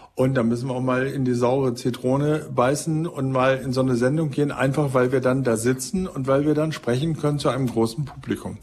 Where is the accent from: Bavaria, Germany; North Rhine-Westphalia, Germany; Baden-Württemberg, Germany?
North Rhine-Westphalia, Germany; ich komme ja aus Ostwestfalen, bin also quasi Ihr Nachbar und Parteifreund